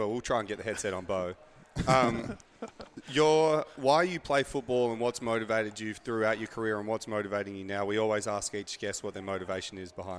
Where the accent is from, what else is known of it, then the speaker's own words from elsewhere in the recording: Australia; moved away; because I'm from Australia